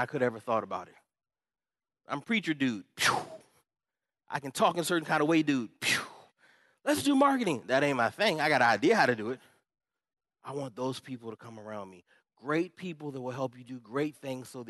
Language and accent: English; Upper Marlboro, Maryland, United States; I'm from Upper Marlboro, Maryland